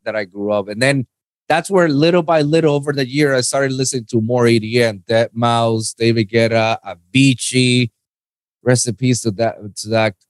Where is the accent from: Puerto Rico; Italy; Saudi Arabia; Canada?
Puerto Rico; moved away as an adult; now in South Florida, United States; I'm born and raised in, in Puerto Rico.